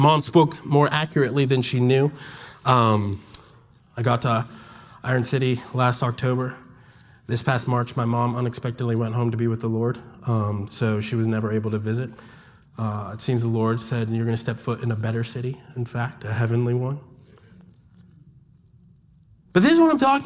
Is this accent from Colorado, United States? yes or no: no; Washington, District of Columbia, United States; moved away as an adult; now in Birmingham, United States; I'm not from Alabama. I'm from Washington, D.C.